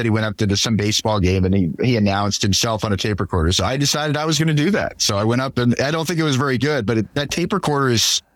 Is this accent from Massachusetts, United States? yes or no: no; St. Louis, Missouri, United States; moved away as an adult; also born or lived in Buffalo, New York; now in Minneapolis, United States; growing up in St. Louis and going to Mizzou